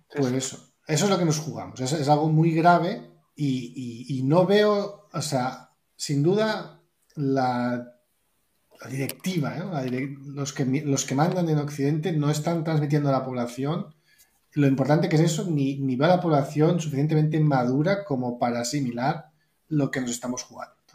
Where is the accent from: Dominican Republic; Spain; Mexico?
Spain; soy blanco, soy español